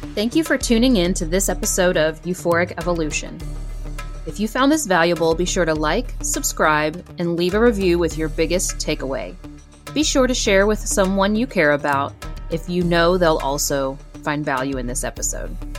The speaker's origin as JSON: {"language": "English", "region": "Southern West Virginia", "country": "United States", "tie": "born or raised there", "said": "growing up in Southern West Virginia"}